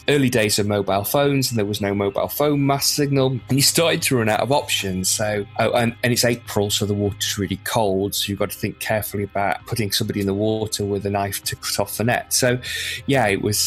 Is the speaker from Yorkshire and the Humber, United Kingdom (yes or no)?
no; Windermere, North West England, United Kingdom; also born or lived in Lancaster; now in North Wales, United Kingdom; originally from Lancaster in the north in northwest of England, and but spent most of my sort of childhood and early years growing up in Windermere in the Lake District.